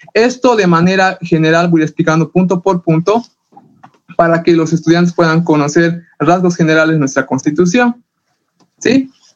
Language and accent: Spanish; Bolivia; todos los que nacemos en territorio boliviano somos bolivianos